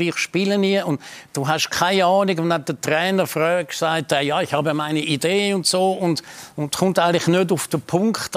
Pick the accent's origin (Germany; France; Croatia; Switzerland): Switzerland; wir Schweizer